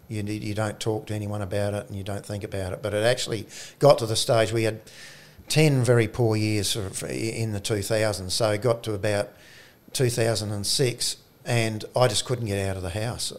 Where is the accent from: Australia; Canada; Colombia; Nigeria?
Australia; South Australia; also born or lived in Orroroo, South Australia